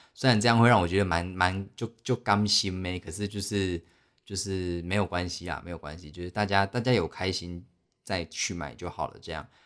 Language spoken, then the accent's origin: Chinese; Taiwan; 我们台湾人